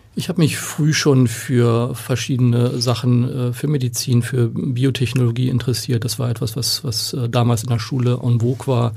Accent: Oldenburg, Lower Saxony, Germany; now in Hamburg, Germany; Ich komme aus Oldenburg, äh, da ist Basketball eine Hochburg

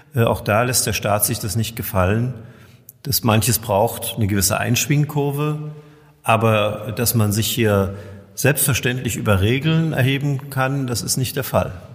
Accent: Görlitz, Saxony, Germany; bei uns in Görlitz

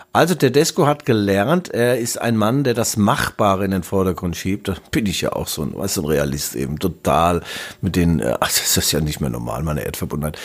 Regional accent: Germany; Darmstadt ist ja in der Nähe meiner Heimat.

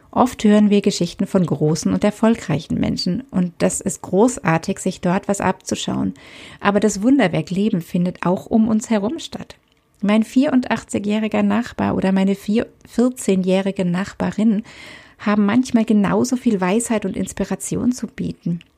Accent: Southern Germany, Germany; born there; Ich bin in Süddeutschland geboren und lebe aktuell wieder dort.

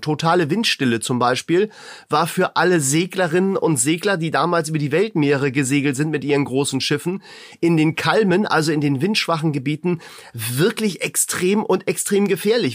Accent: Hamburg, Germany; Ich komme ja aus Hamburg

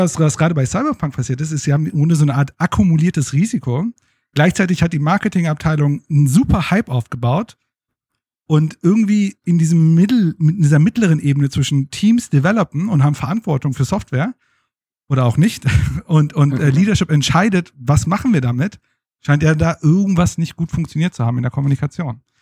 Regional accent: Germany; als Deutsche

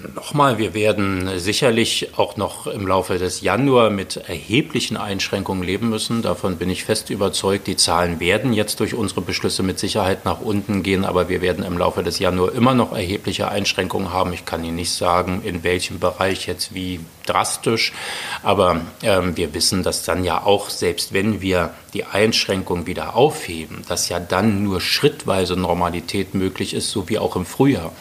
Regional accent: Berlin, Germany; Wohnung in Tempelhof. Ich fühle mich da richtig zu Hause. Das ist meine Heimat

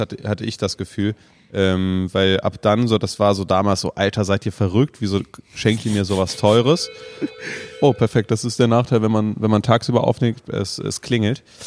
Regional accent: Germany; wir kommen aus Deutschland

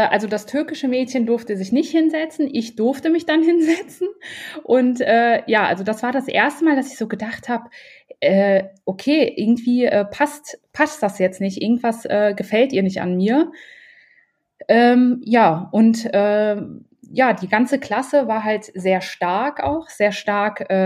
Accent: North Rhine-Westphalia, Germany; now in Düsseldorf, Germany; ich bin jetzt eigentlich in Düsseldorf. Ähm, ursprünglich äh, komme ich aus der Nähe von Köln äh, meine Eltern äh, sind aus Marokko, also äh, ich habe einen marokkanischen Ursprung.

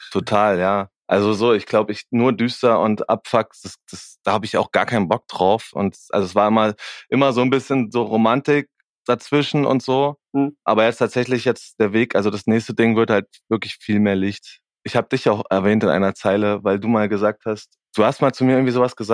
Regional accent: Erfurt, Thuringia, Germany; Aus Erfurt.

